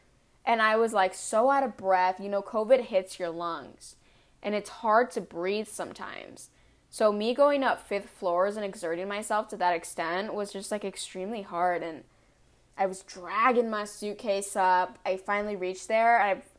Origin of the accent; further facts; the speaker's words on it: California, United States; he knew I was like from California, so I couldn't handle the cold weather